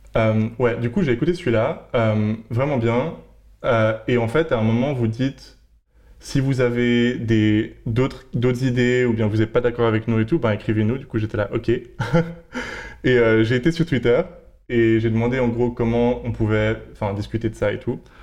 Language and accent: French; Geneva, Switzerland; moved away as an adult; now in Berlin, Germany; je viens de Suisse, de Genève